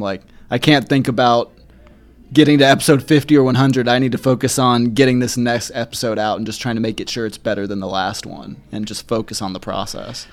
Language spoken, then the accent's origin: English; Kennesaw, Georgia, United States; moved away as an adult; also born or lived in Marietta, Georgia / Atlanta, Georgia; now in Chattanooga, United States; I grew up in Kennesaw, Marietta, Georgia, which is on the north side of Atlanta